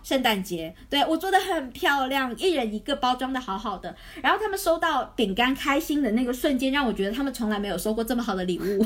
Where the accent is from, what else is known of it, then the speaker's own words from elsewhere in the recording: Guangdong, China; 我潮汕人